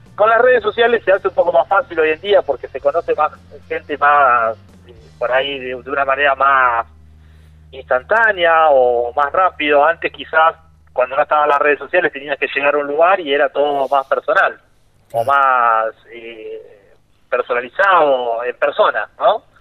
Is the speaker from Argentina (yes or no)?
yes; Santa Fe, Argentina; que soy de Santa Fe